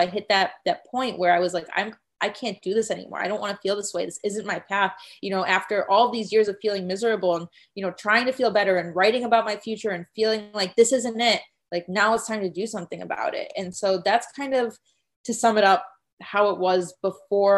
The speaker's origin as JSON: {"language": "English", "town": "Chicago", "region": "Illinois", "country": "United States", "also_born_or_lived": "Arizona", "moved": "as an adult", "said": "I'm from Chicago and I went to school in Arizona"}